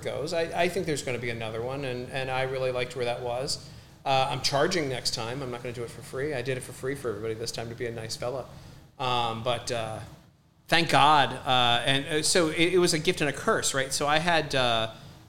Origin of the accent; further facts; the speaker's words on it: Baltimore, Maryland, United States; I grew up in Baltimore, was trained as a public defender in law school